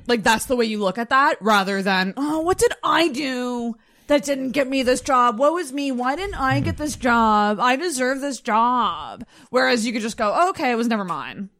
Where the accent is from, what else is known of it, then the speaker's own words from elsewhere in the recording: Mackinac, Michigan, United States; I'm from Mackinac